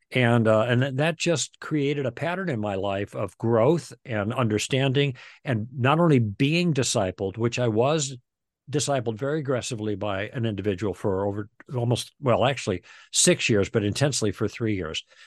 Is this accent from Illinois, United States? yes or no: yes; Chicago, Illinois, United States; moved away as an adult; also born or lived in Michigan / Los Angeles; We're from the Midwest. We grew up in Chicago.